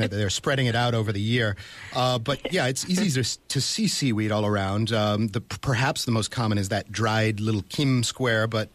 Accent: Massachusetts, United States; moved away as an adult; I grew up in Massachusetts

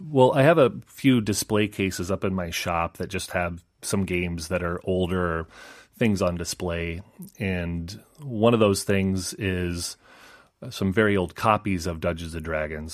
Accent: Idaho, United States; moved away as an adult; now in Seoul, South Korea; I'm from Idaho okay. in uh, the United States

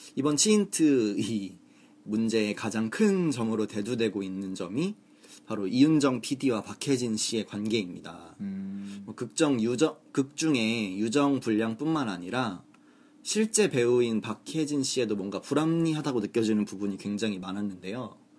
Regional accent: Seoul, South Korea; 저는 서울 사람이기 때문에

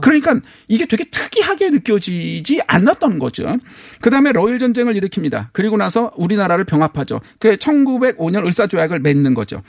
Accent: South Korea; 저는 한국 사람이니까

